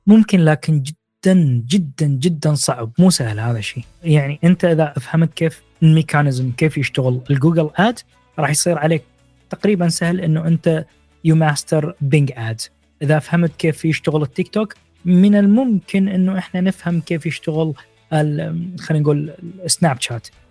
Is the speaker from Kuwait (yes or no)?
no; Iraq; born or raised there; now in Bucharest, Romania